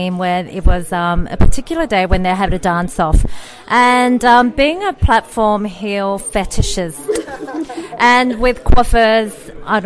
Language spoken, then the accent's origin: English; South Korea; being a Korean, and from a perspective of a South Korean